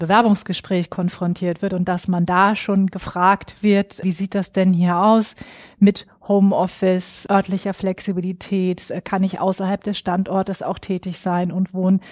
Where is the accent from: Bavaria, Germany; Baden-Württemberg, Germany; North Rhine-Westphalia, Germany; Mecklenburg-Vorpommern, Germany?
Mecklenburg-Vorpommern, Germany; Schwerin; moved away as an adult; now in Frankfurt, Germany; bin aber eigentlich ein Nordlicht, geboren und aufgewachsen in Schwerin